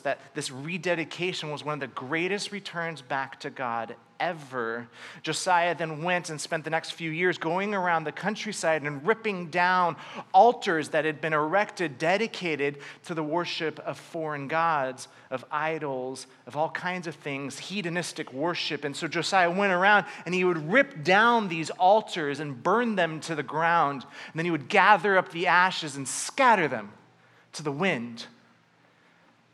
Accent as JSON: {"language": "English", "region": "Southern California", "country": "United States", "tie": "born or raised there", "said": "I grew up in Southern California"}